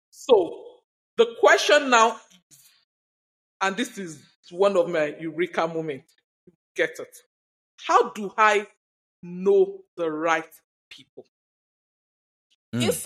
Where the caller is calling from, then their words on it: Nigeria; I'm currently speaking from Nigeria. For a long while, we've been battling terrorism and all of that.